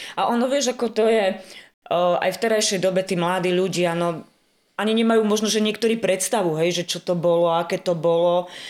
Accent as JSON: {"language": "Slovak", "town": "Tekovské Nemce", "region": "Nitra Region", "country": "Slovakia", "moved": "as an adult", "lives_now": "Orava, Slovakia", "said": "Ja pochádzam z obce Tekovské Nemce, to je pri Zlatých Moravciach"}